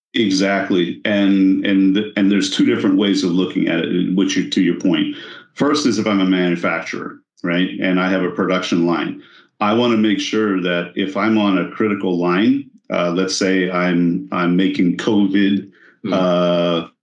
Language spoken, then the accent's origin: English; Texas, United States; I'm from Texas